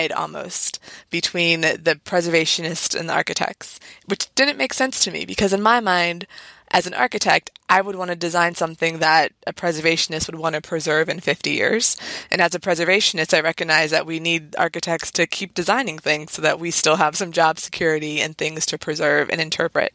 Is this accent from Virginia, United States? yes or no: yes; Northern Virginia, United States; I grew up in the Northern Virginia area and spent a lot of weekends in DC